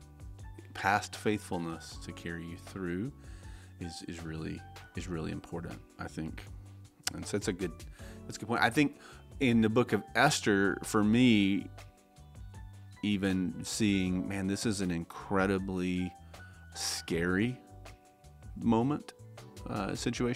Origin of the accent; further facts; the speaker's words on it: Tennessee, United States; also born or lived in Las Vegas, Nevada; my mom and I moved back to Tennessee, which is where I grew up